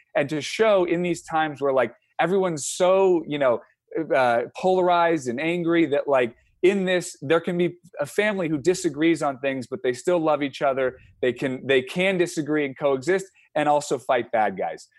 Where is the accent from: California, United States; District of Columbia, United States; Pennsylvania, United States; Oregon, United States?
California, United States; San Francisco; we grew up in San Francisco, so, San Francisco area